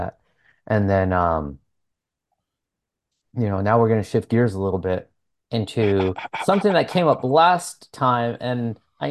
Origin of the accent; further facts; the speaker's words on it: Santa Barbara, California, United States; now in Long Beach, United States; Santa Barbara, which is like my hometown, like my birth city